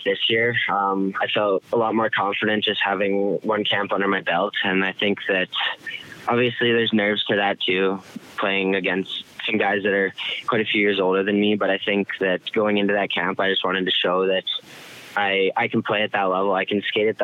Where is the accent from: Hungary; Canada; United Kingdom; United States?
Canada; Medicine Hat, Alberta; moved away; my hometown